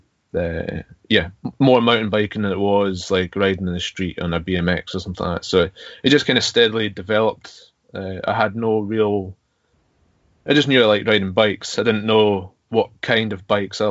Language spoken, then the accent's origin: English; Stornoway, Scotland, United Kingdom; now in Lochgilphead, United Kingdom; I was born in Stornoway in the Isle of Lewis, which is in the middle of nowhere, basically. But I live in a place called, or just outside Loch Gilphead in Argyll on the west coast